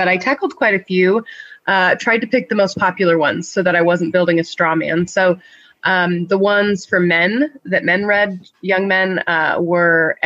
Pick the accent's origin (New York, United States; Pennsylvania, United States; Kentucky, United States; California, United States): California, United States; Northern; also born or lived in St Andrews, Scotland; now in Iowa, United States; I grew up in Northern California